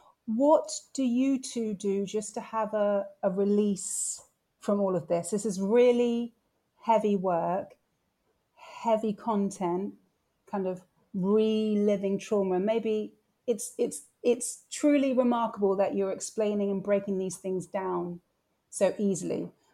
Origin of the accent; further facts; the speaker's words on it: Bristol, South West England, United Kingdom; moved away as an adult; I grew up in Bristol from 7 to 19.